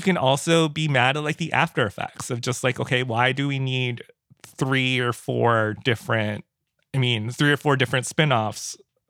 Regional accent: Philippines; I am a brown kid from I'm Filipino I'm a brown kid

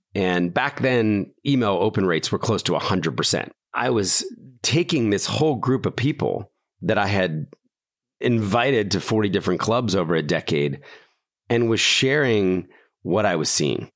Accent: Philadelphia, Pennsylvania, United States; also born or lived in New York City; I was born in Philadelphia, middle class family

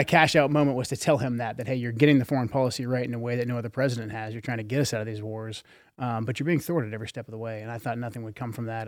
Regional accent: Portland, Oregon, United States; growing up in Portland in the eighties and the nineties

